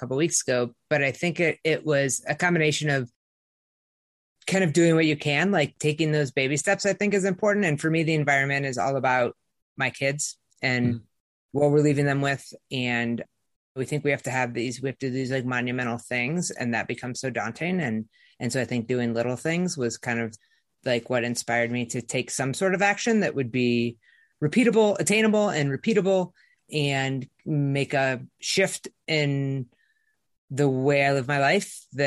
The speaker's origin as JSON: {"language": "English", "region": "Midwest", "country": "United States", "tie": "born or raised there", "moved": "yes", "lives_now": "Boulder, United States", "said": "growing up in the Midwest"}